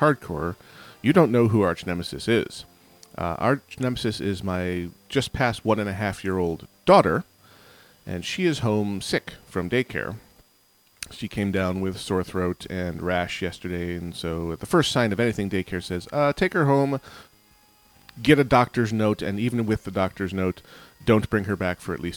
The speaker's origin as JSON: {"language": "English", "region": "Western New York", "country": "United States", "tie": "born or raised there", "said": "Growing up in Western New York"}